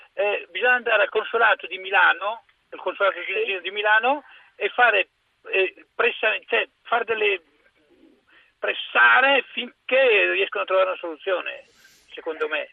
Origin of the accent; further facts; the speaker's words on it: Tunisia; now in Province of Brescia, Italy; io sono tunisino, sono italo-tunisino